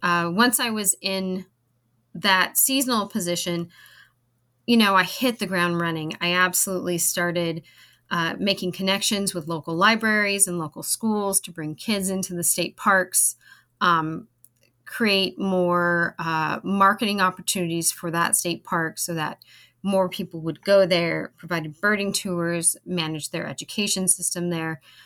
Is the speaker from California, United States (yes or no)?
yes; California, United States; moved away as an adult; also born or lived in Hawaii; now in North Carolina, United States; growing up in California, I fished with my dad